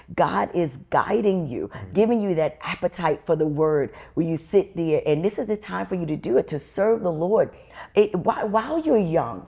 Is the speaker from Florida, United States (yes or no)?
no; New York City, New York, United States; I was born and raised in the Bronx, New York